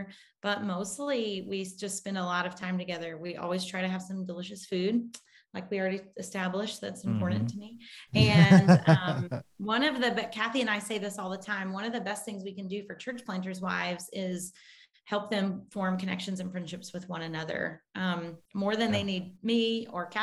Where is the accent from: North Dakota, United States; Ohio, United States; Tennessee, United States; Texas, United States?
Tennessee, United States; Munford; moved away as an adult; also born or lived in Pennsylvania; we grew up outside of Memphis in Munford.